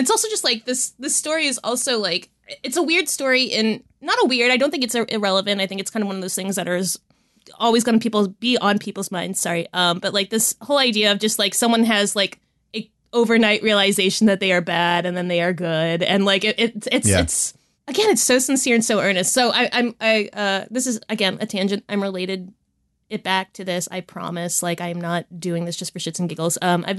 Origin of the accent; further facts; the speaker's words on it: Delaware, United States; And, you know, I was growing up in Delaware.